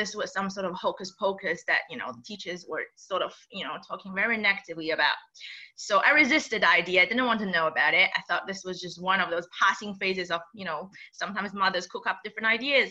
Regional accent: China; moved away; growing up in China, I was educated, under the communist regime

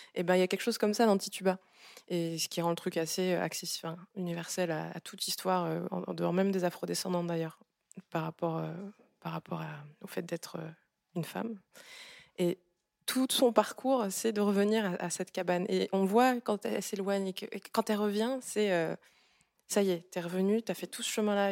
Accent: Gabon; now in France; Je viens du Gabon

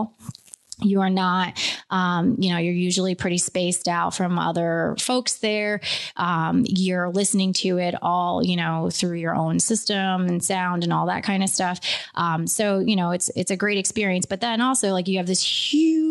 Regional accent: Beacon, New York, United States; being from Beacon

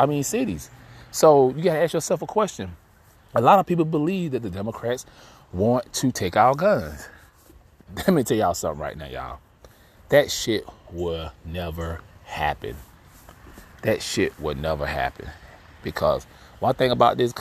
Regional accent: Georgia, United States; Georgia, here in my home state

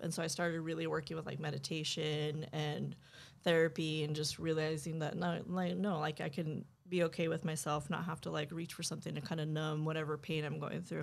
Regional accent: New Mexico, United States; moved away as an adult; also born or lived in Oakland, California; growing up in New Mexico, it's a small town

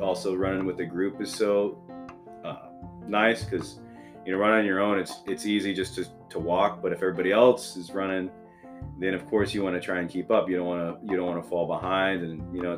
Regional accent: Oklahoma City, Oklahoma, United States; now in Tulsa, United States; I'm not from Tulsa, I'm actually from Oklahoma City

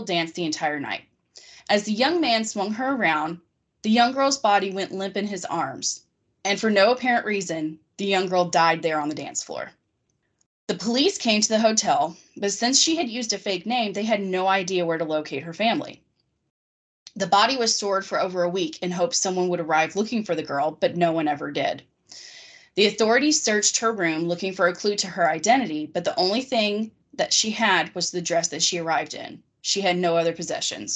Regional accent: Harrodsburg, Kentucky, United States; moved away; my hometown has a lot of kind of creepy stories like that because it was the first settlement in Kentucky and the first settlement west of the Allegheny Mountains

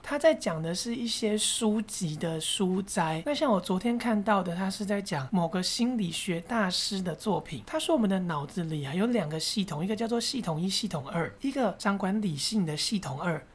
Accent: Taiwan; 这就是我们台湾人所缺少的狼性，因为我们不是苦过来的人

